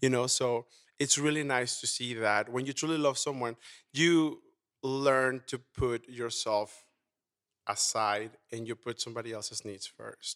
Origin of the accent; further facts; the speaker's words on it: Mexico; also born or lived in Houston; now in Las Vegas, United States; I was born and raised in Mexico.